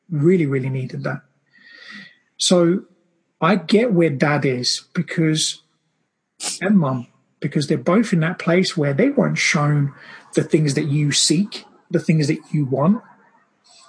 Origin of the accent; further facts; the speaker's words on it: Brazil; I grew up in Brazil, and my family just kept multiplying